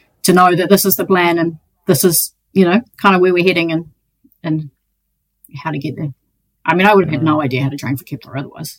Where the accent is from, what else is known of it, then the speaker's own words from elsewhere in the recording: Te Anau, Southland, New Zealand; Growing up in Te Anau, I grew up on a farm